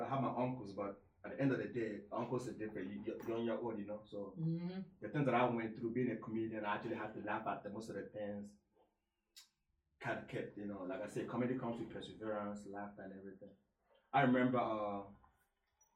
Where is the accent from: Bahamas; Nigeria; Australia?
Nigeria; now in United States; when I grew up in Nigeria, it was rough